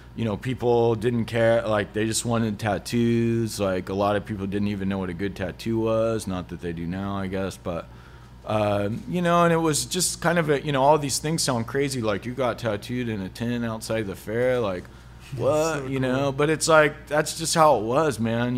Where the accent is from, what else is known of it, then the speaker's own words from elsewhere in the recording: Hutchinson, United States; growing up in Hutchinson